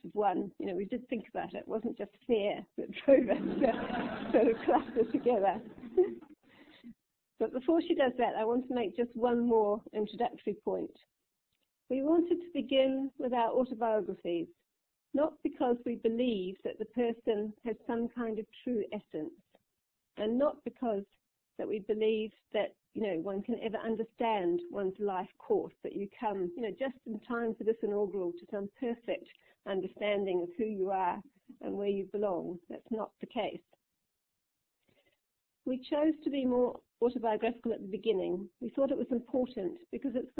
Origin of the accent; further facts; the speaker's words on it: New Zealand; now in United Kingdom; I'm white, and to paraphrase Honey Baba, white New Zealanders are British, but not quite